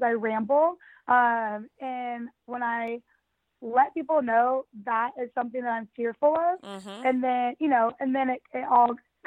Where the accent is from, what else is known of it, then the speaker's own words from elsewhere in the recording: United States; also born or lived in London; being an American